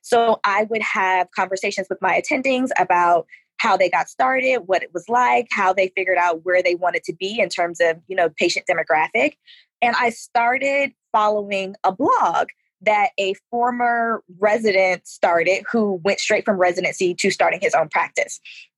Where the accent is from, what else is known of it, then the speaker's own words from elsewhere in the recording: Atlanta, Georgia, United States; now in Houston, United States; I am a military brat, but for the most part, I grew up in Atlanta, Georgia.